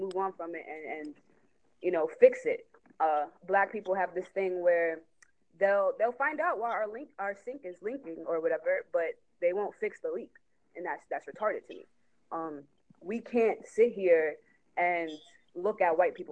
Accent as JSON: {"language": "English", "region": "New York", "country": "United States", "said": "I'm from New York"}